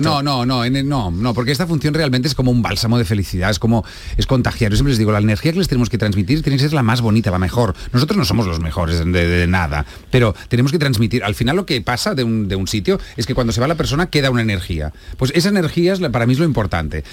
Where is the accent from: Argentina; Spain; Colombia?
Spain; Catalonia; yo soy un catalán muy mal catalán.